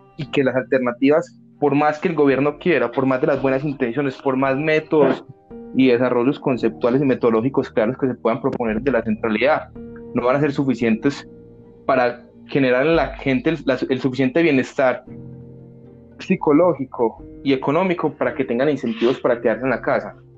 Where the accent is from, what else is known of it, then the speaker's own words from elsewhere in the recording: Colombia; acá en Colombia